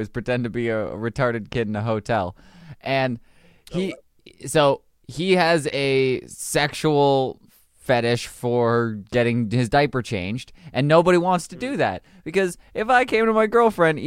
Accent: Canada; I'm Canadian

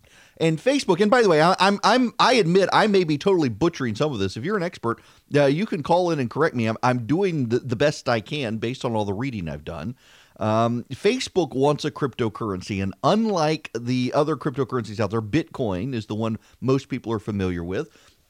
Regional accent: Dubai, United Arab Emirates; when I grew up in Dubai, the currency in Dubai was dirhams, and you could get 3 dirhams, 60 fils.

